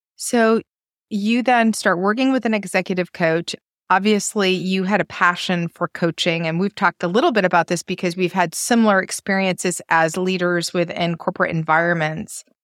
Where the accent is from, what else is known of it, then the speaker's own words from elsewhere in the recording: Maine, United States; moved away as an adult; I've lived outside of Maine for now thirty years, I'm a girl from Maine